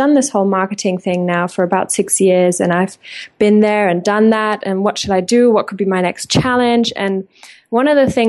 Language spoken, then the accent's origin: English; Germany; English is a second language; moved away as an adult; now in England, United Kingdom; because I have left my home country, Germany, when I was about 21, 11 years ago.